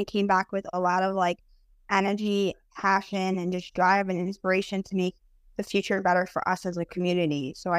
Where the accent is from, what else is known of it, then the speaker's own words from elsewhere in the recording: New York, United States; I'm from New York.